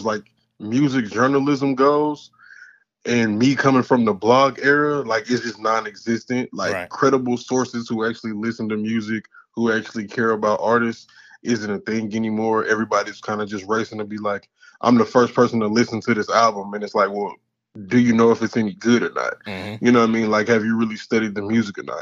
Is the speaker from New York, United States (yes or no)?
no; Houston, Texas, United States; From Houston, Texas